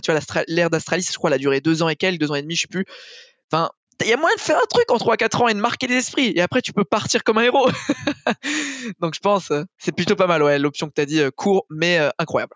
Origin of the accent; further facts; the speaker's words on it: France; maintenant je suis français